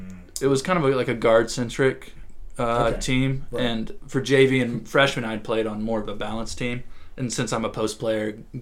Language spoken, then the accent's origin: English; New York, United States; you know, I'm from New York and like we don't mess around with authority figures like that.